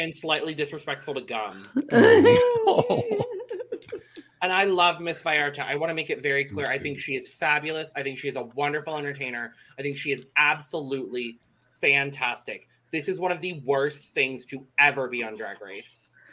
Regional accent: Arizona, United States; I'm born and raised in Arizona

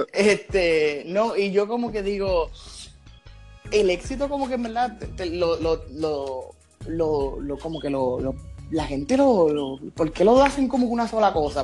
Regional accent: San Juan, Puerto Rico; soy acá de, San Juan.

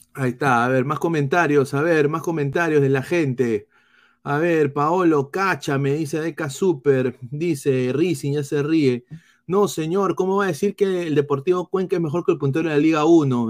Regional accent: Peru; now in United States; como peruano y también como periodista eh, eh, deportivo aquí en los Estados Unidos

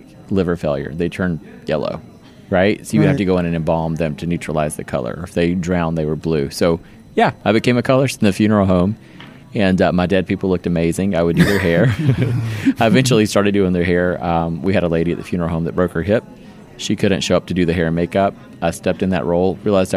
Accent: Easley, South Carolina, United States; now in Johns Creek, United States; I actually was born in a little town called Easley, South Carolina. So it's near Greenville. Greenville's like a new, hip, cool place

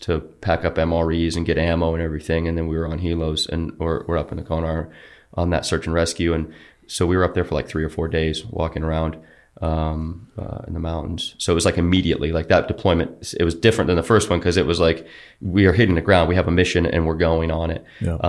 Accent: Georgia, United States; We come from sea level. We come from Georgia

